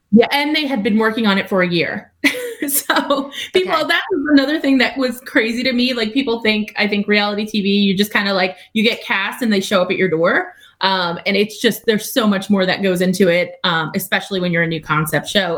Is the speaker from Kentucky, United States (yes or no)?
no; Long Island, New York, United States; I'm from Long Island. Like I'm a New Yorker